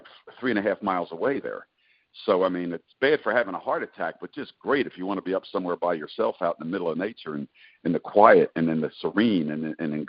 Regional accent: Philadelphia, Pennsylvania, United States; now in Tennessee, United States; I'm a Philly boy. I grew up in Philly.

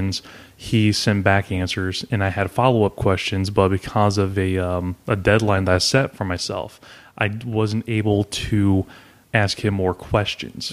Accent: New Carlisle, Ohio, United States; I grew up in New Carlisle, Ohio, which is maybe about 40 minutes north of Dayton

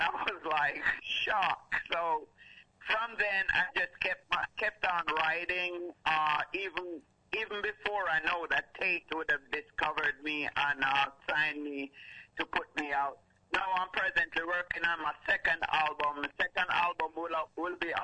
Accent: Kingston, Jamaica; now in Detroit, United States; I was actually born and raised in Kingston, Jamaica, and then actually moved to Detroit, Michigan

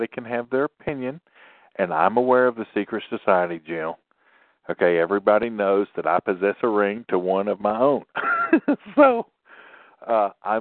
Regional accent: Tennessee, United States; I'm from Tennessee.

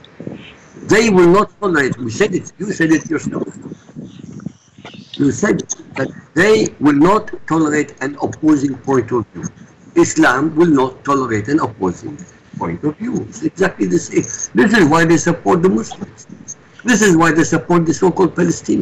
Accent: Baghdad, Baghdad Governorate, Iraq; first language Arabic; English is a second language; moved away; Arabic is my mother tongue. I was born in Baghdad. I was born in Iraq.

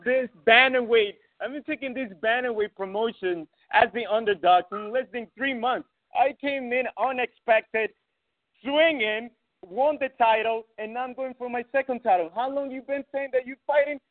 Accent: Ecuador; now in New York, United States; I had some altercations back in my country. I'm from Ecuador.

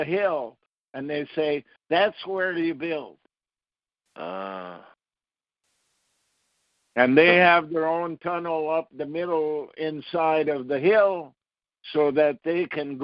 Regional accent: Ottawa, Ontario, Canada; Where I was born in Ottawa was called Sandy Hill

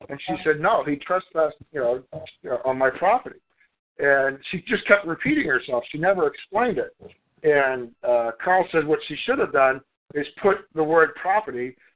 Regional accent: Melbourne, Victoria, Australia; Where I'm from Australia, Melbourne. From Melbourne, Australia

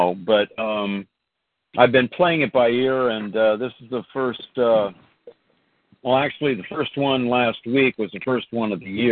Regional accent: Bay Area, California, United States; I lived in grew up in the Bay Area. I moved to Southern California, then I moved back to the Bay Area

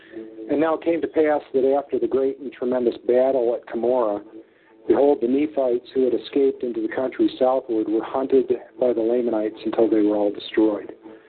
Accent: Western New York, United States; I grew up in Western New York

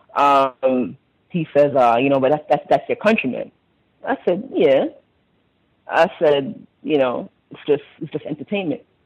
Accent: Jamaica; moved away; I'm from Jamaica

